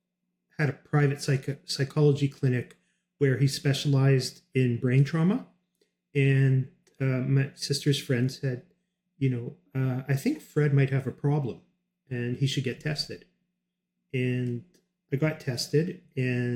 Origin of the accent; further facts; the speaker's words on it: Canada; I'm Canadian